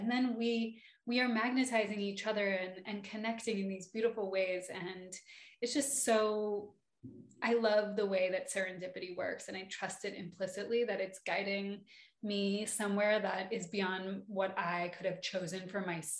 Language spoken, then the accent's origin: English; Ojai, California, United States; I came from Ojai, California, which is a magical, magical valley.